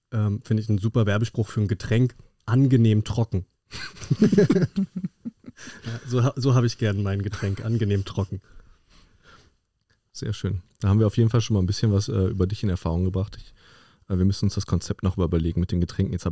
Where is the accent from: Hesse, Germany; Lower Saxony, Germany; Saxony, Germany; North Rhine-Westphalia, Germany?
North Rhine-Westphalia, Germany; Okay, ich komme aus dem Ruhrgebiet, ich würde sagen, da gibt es ähnliche Kategorien.